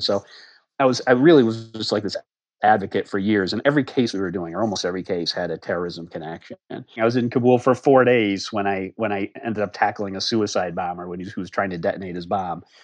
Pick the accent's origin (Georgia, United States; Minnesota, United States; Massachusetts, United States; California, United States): Massachusetts, United States; Harvard; moved away as an adult; also born or lived in Boston, Massachusetts; now in Alexandria, Virginia, United States; I grew up in the little town of Harvard, Massachusetts, which is about 30 miles west of Boston